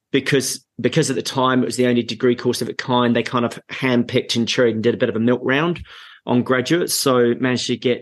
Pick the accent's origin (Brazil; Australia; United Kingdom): United Kingdom; Essex, East of England; moved away as an adult; also born or lived in Bournemouth; now in New Zealand; As you can tell by the accent, although I'm New Zealand-based, I'm English by birth, and I was born on a farm in Essex. Went to school up in Newport, just up the road